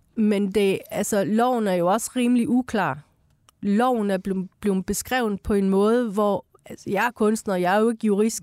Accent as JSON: {"language": "Danish", "country": "Iran", "tie": "born or raised there", "moved": "yes", "lives_now": "Denmark", "said": "jeg er født i Iran, i et teokratisk styre land"}